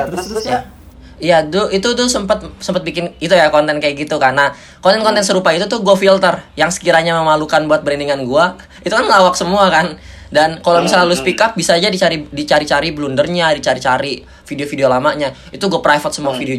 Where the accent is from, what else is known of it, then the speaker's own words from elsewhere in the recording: Indonesia; ayo ini kita kita orang Indonesia loh kita bisa saling bahu membahu loh kita bukan orang individualis loh kita bertetangga